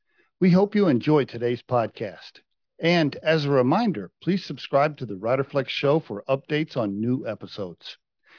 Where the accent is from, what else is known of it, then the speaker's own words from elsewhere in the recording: Oklahoma, United States; moved away; I grew up in Oklahoma.